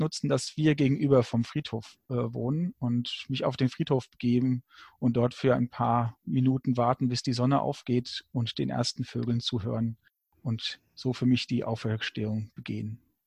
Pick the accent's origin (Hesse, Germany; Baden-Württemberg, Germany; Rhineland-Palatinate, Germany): Hesse, Germany; Frankfurt; Bin aus Frankfurt